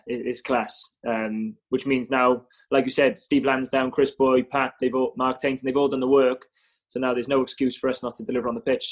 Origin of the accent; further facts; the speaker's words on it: Cardiff, Wales, United Kingdom; moved away as an adult; now in Bristol, United Kingdom; I'm obviously Cardiff-born, Cardiff-bred